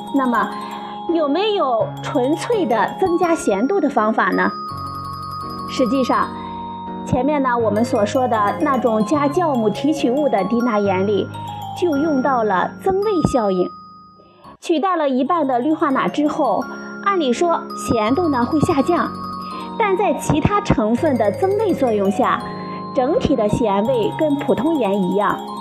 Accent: China; 我们中国人

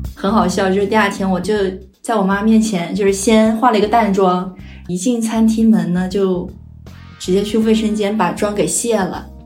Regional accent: Nanchang, Jiangxi, China; moved away as an adult; now in Nanjing, China; 我老家是在江西南昌，是比较传统的家庭

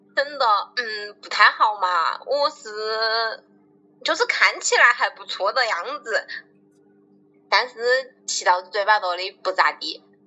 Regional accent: Wuhan, Hubei, China; accent: Wuhan dialect; 我们的武汉话已经被大家嫌弃成这样了，其实我们普通话也不太好

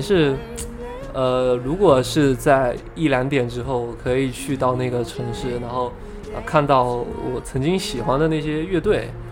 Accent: Fujian, China; 我本身是福建人

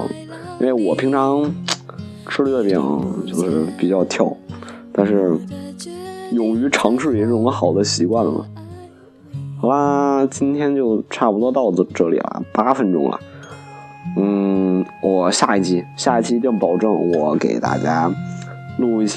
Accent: China; 作为一个中国人的话，还是挺骄傲的

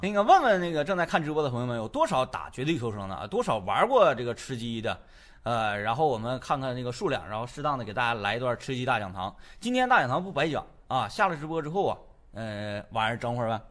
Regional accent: Northeast China, China; 我们东北人

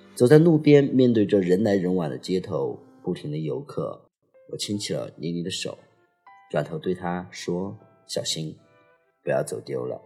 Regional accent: Chongqing, China; moved away; 作为一个重庆人，且从来没有去过重庆主城区

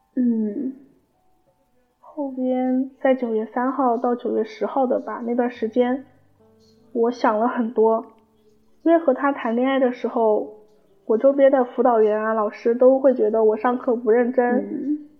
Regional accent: Sichuan, China; 我是四川的

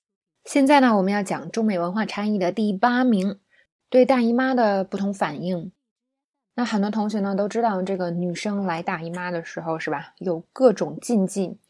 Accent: China; 那么，作为中国人呢，我就说了啊，吃凉的东西呢，会让你的呃痛经更严重

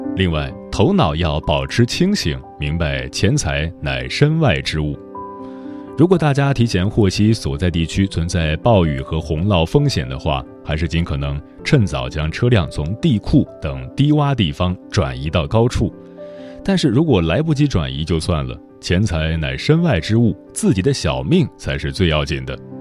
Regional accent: Gongyi, Henan, China; moved away; 我也是和男人老家在巩义，家里的房子也被冲毁了

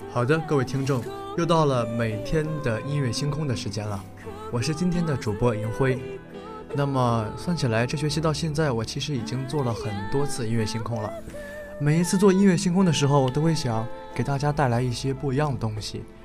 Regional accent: northern China, China; 可能我是北方人

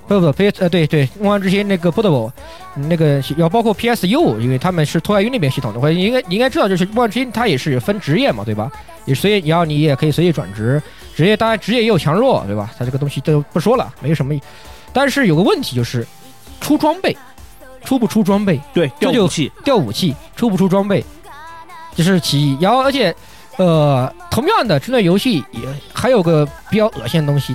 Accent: China; 在我们国，在中国

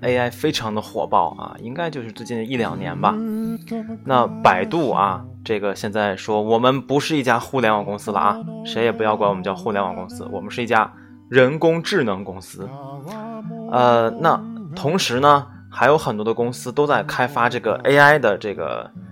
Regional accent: China; 我们中国人写代码，这个本身就有语言的这个转变嘛

